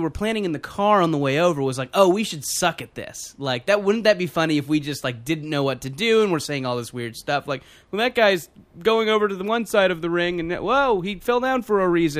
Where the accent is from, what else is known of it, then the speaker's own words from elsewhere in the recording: California, United States; I know we're all from California